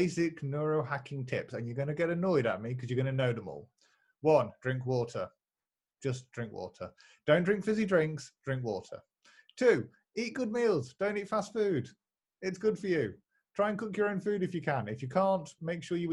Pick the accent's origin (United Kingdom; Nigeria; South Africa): United Kingdom; I'm British.